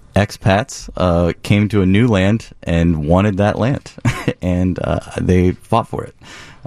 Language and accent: English; Texas, United States; I grew up in Texas, so growing up in Texas, the story is kind of forced upon you since you're a fetus.